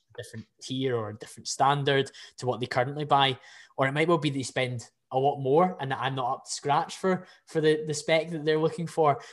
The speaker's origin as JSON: {"language": "English", "region": "Scotland", "country": "United Kingdom", "said": "I can probably get away as a Scottish person"}